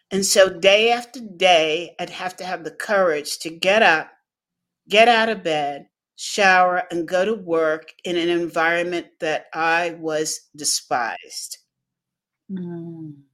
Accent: Los Angeles, California, United States; And so I grew up in La La Land

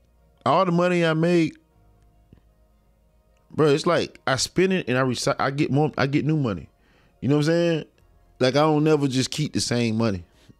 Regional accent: Bainbridge, Georgia, United States; now in Tallahassee, United States; Like I'm from Bainbridge, but Tallahassee is where I really represent.

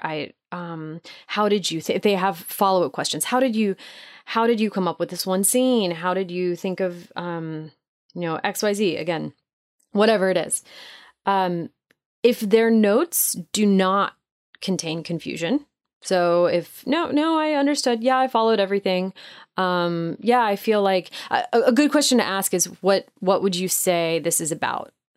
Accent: Nashville, Tennessee, United States; my hometown of Nashville

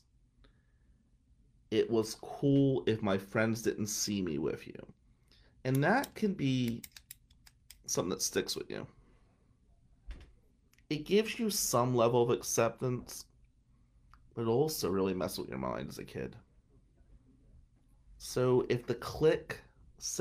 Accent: Atlantic City, New Jersey, United States; where we grew up in Ducktown, Nicky Scarfo, who was a big mafia guy, that was Scarfo's area, Ducktown.

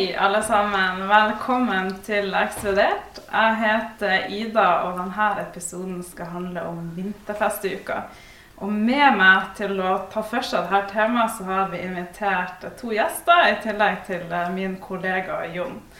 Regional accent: Ballangen, Nordland, Norway; jeg er jo også fra Ballangen

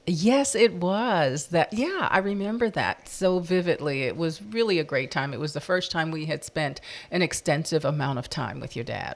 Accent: East Coast, United States; we're from the East Coast

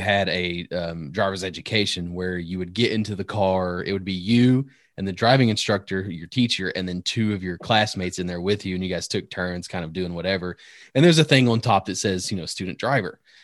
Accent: Northern Virginia, United States; moved away; also born or lived in Tennessee; I grew up in Northern Virginia

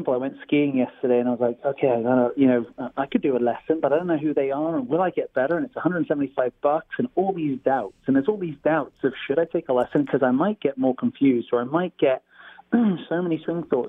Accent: Stratford-upon-Avon, West Midlands, United Kingdom; moved away as an adult; also born or lived in California; now in Folsom, United States; I'm from Stratford-on-Avon, where Shakespeare is born

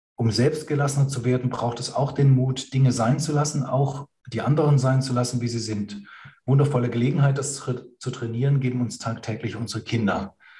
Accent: Germany; in der Nachkriegsgeneration bei uns in Deutschland

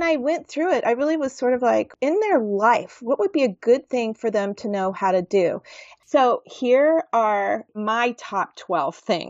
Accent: the South, United States; I am from the South

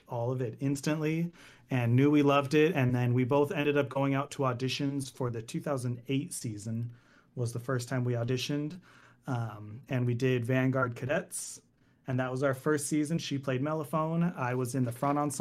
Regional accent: Anaheim, California, United States; I'm from SoCal. I am a SoCal native. I was born in Anaheim, which is the land of Disney, if you are familiar with Anaheim. Grew up all in that area, just in Orange County area

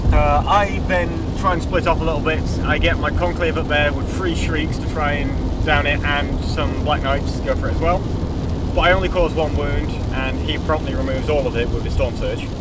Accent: Yorkshire and the Humber, United Kingdom; moved away; I'm from Yorkshire. I've lived there for 16 years.

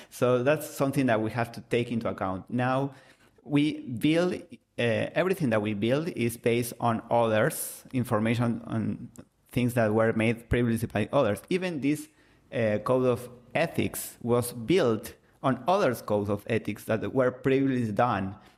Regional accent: Argentina; first language Spanish; English is a second language; I'm from Argentina, so I speak Spanish

